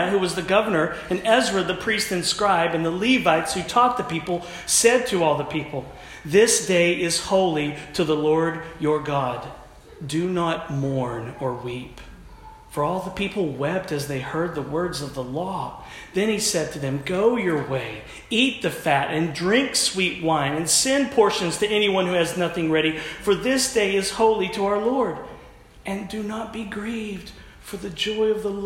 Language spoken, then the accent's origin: English; United States; also born or lived in Oklahoma / Texas; I'm from Oklahoma and Texas